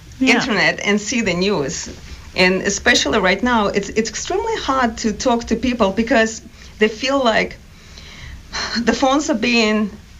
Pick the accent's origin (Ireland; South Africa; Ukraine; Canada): Ukraine; Sumy Oblast; English is a second language; moved away as an adult; also born or lived in Turkmenistan; now in Duxbury, United States; I used came from the state that is called Sumy. We call it oblast, not state.